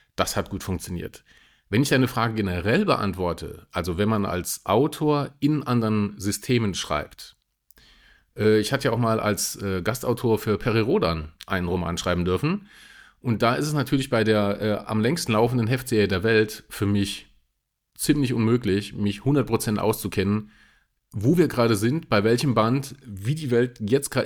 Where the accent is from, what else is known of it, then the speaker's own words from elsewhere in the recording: Saarland, Germany; ich bin ja Saarländer